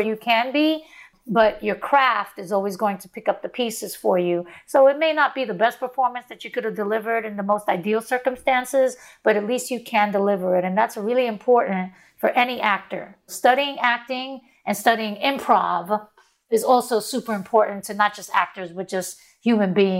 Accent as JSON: {"language": "English", "town": "New York City", "region": "New York", "country": "United States", "tie": "born or raised there", "said": "I grew up in Brownsville"}